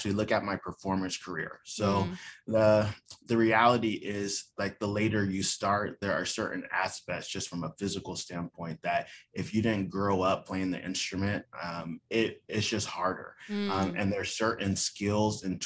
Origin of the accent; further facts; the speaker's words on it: Atlanta, Georgia, United States; moved away; we're both from Atlanta